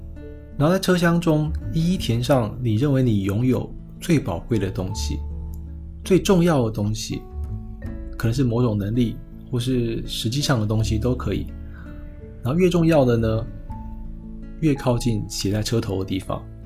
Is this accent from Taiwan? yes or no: yes; Taiwan; 我今天作为一个台湾人在大陆的杂志上写稿，难免会遇到一些呃禁忌的问题。